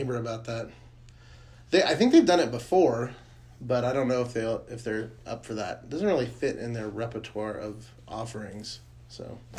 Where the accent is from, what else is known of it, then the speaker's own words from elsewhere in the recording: United States; I'm an American.